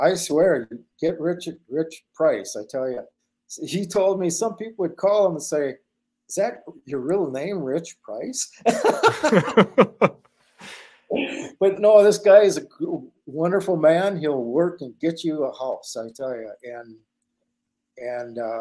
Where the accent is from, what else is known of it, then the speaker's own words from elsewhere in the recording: International Falls, Minnesota, United States; moved away as an adult; now in Tok, Alaska, United States; I'm from Minnesota. So Minnesota, right at the border of Minnesota and International Falls